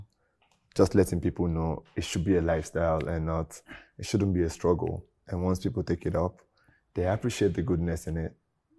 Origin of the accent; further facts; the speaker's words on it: Oyo, Nigeria; I grew up in Oyo State, like in Nigeria, right?